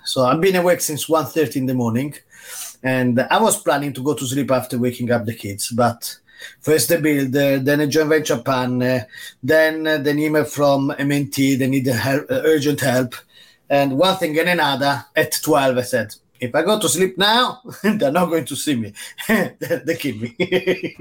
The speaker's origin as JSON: {"language": "English", "town": "Rome", "region": "Lazio", "country": "Italy", "tie": "born or raised there", "moved": "yes", "lives_now": "England, United Kingdom", "said": "I grew up in Rome"}